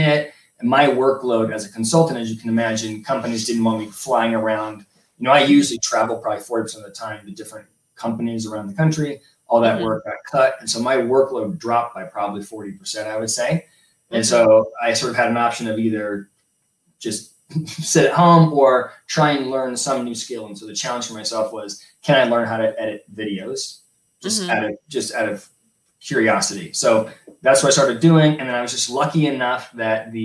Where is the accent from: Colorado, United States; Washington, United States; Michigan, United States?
Colorado, United States; also born or lived in Los Angeles, California; I grew up in Colorado, moved to California for school, undergrad and master's degree